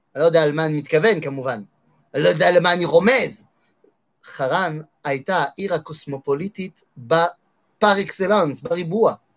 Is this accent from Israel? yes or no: no; France; moved away; אני גדלתי בצרפת.